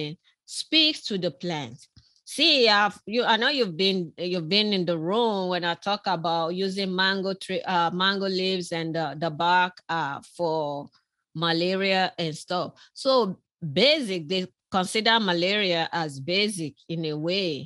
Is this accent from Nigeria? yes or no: yes; southern Nigeria, Nigeria; moved away; I was born in Nigeria myself.